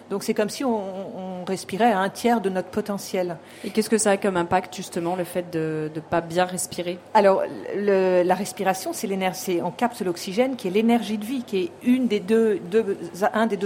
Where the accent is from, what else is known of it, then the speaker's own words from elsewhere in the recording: Japan; Du Japon.